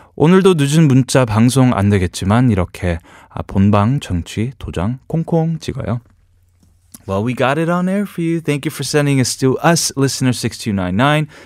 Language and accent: English; New York, United States; moved away as an adult; also born or lived in New Hampshire; now in Korea; New York, where I'm from. My hometown is, is you know, is just the only place that I really knew in my life outside of New Hampshire